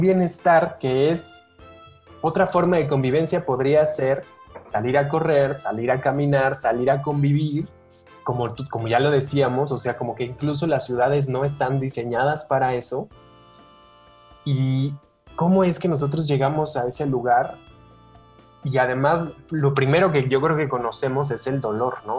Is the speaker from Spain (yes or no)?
no; Mexico